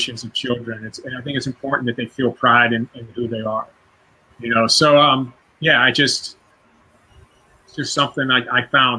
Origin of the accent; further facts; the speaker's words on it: Pittsburgh, Pennsylvania, United States; now in California, United States; opening up a martial arts school in my hometown of Pittsburgh